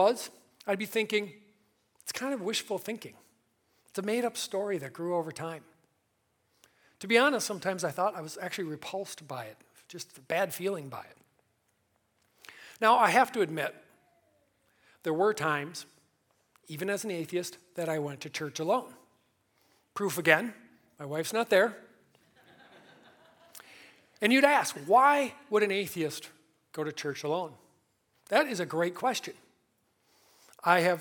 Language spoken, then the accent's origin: English; Milwaukee, Wisconsin, United States; Born and raised in Milwaukee